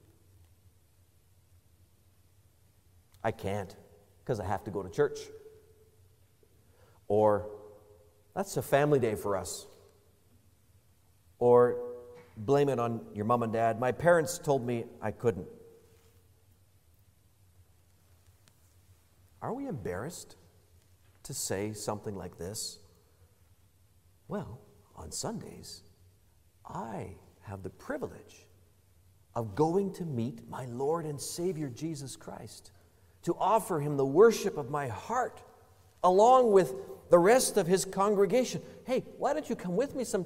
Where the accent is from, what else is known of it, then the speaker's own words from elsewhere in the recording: Canada; How very, very Canadian of us.